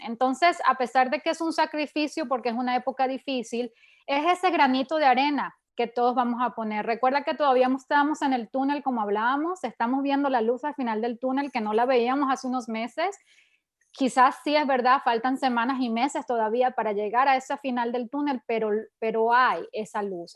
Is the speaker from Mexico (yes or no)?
no; Venezuela; yo soy de Venezuela